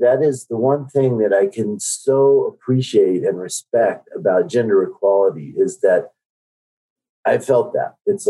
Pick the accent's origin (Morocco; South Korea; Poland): South Korea; born there; moved away; My passport says that I was born in Korea, which is absolutely true. I'm a naturalized citizen.